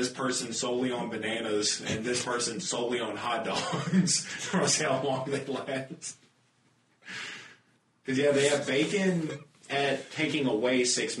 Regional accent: United States; being American and all.

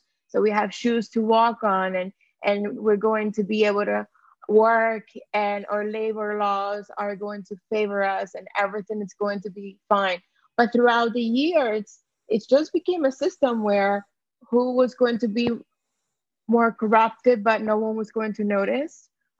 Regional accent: Puerto Rico; moved away as an adult; also born or lived in Delaware; I was born and raised in Puerto Rico

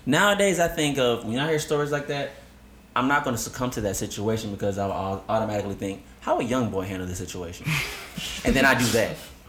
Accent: Phenix City, Alabama, United States; I was raised in Alabama.

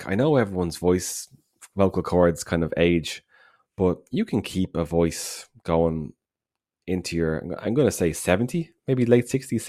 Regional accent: Ireland

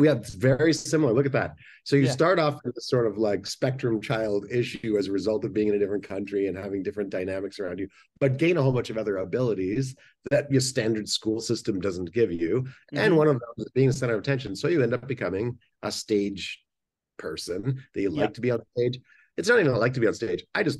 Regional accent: Angola; also born or lived in Canada; I grew up in Angola. Well, I was born in Canada. and moved to the civil war in Angola when I was a kid.

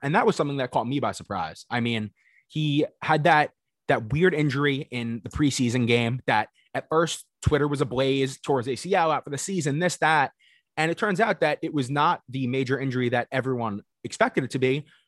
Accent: Long Island, New York, United States; we are two guys from Long Island, New York

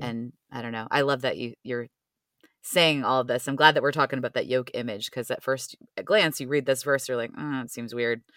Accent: Cleveland, Ohio, United States; moved away; I grew up in Cleveland

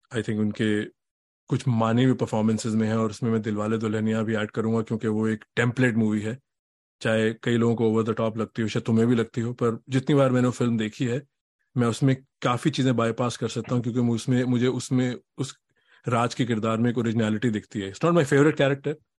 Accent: Delhi, India; हम सब दिल्ली से हैं

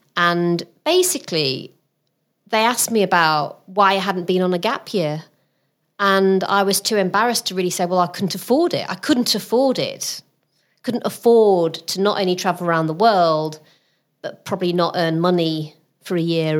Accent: Rotherham, Yorkshire and the Humber, United Kingdom; moved away as an adult; also born or lived in Southampton; my ambition when I was growing up in Rotherham was I wanted to be the first in my family to get to university

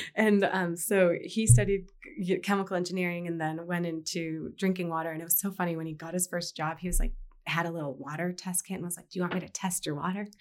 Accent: Fort Collins, Colorado, United States; grow up in Fort Collins and experience, like, K through twelve

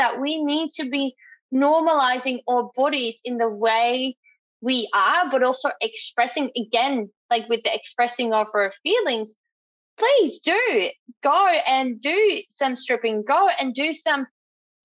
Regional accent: Netherlands; moved away as an adult; now in Australia; I'm from the Netherlands

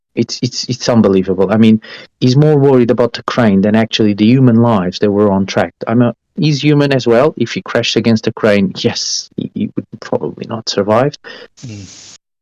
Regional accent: Estoril, Lisbon, Portugal; moved away; I come from Estoril. From I grew up on on the uh, Portuguese racing track Estoril

